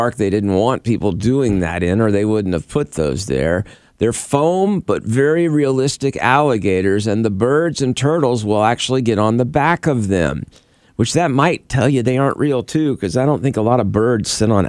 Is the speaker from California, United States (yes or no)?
no; Florida, United States; I grew up in Florida.